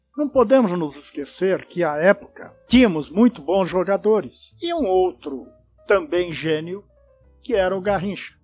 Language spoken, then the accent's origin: Portuguese; Brazil